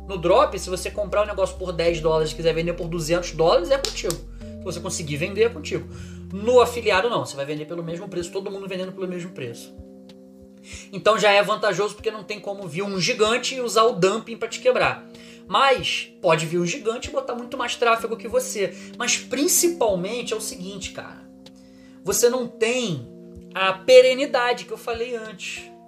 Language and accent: Portuguese; Rio de Janeiro, Brazil; Eu sou do Rio de Janeiro